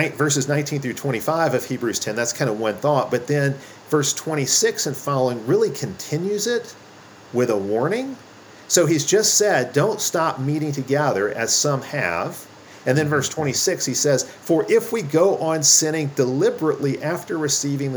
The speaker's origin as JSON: {"language": "English", "country": "United States", "said": "as American Christians"}